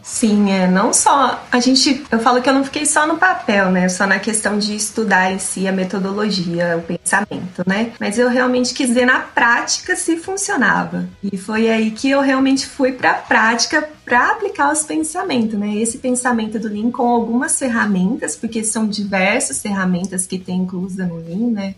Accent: Tupã, São Paulo, Brazil; lá na minha cidade natal, né, planta-se muito amendoim. Lá é a terra do amendoim

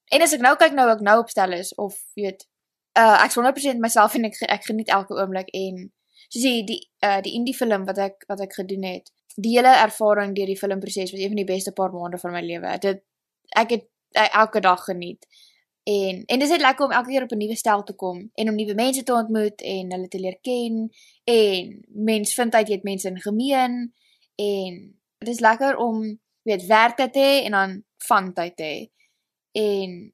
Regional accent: Stellenbosch, Western Cape, South Africa; accent: South African; moved away as an adult; now in Los Angeles, United States; ek het groot geword in Stellenbosch

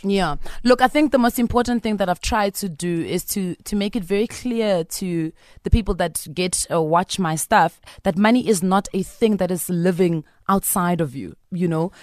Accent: Bushbuckridge, Mpumalanga, South Africa; I'm from Bush Park Ridge.

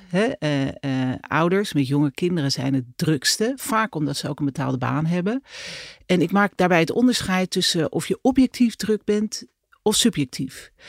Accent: Netherlands; zijn we als Nederlanders eigenlijk helemaal niet zo druk.

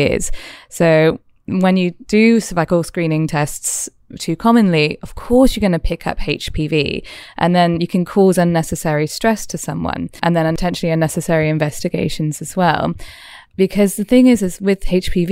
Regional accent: Wales, United Kingdom; now in Australia; I'm from Wales. I probably say things differently all over again

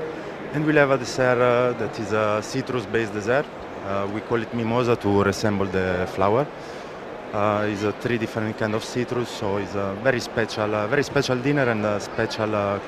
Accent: Milan, Lombardy, Italy; moved away; I'm from Milano. Okay, originally from Milano, yes.

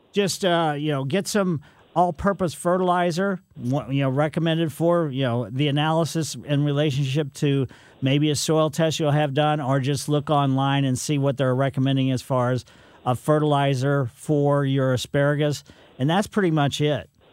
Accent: Ellisville, Missouri, United States; When I was growing up in Ellisville

